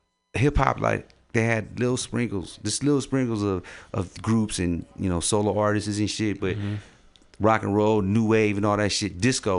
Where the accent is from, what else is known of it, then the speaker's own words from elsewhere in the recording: San Francisco, California, United States; I was born and raised in San Francisco.